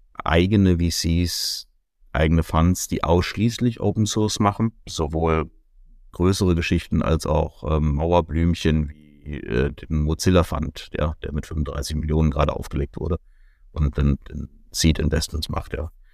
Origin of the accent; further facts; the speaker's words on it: Germany; Gerade wir als Deutsche